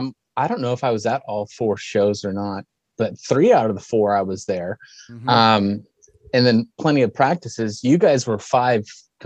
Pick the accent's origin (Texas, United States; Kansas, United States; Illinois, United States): Kansas, United States; Junction City; moved away as an adult; also born or lived in Seattle; now in Lincoln, United States; No, I was born and raised in Kansas, in a small town right outside of Manhattan, Kansas, called Junction City.